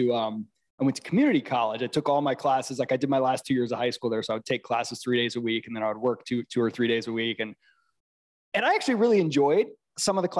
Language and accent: English; Midwest, United States; moved away as an adult; I'm from the Midwest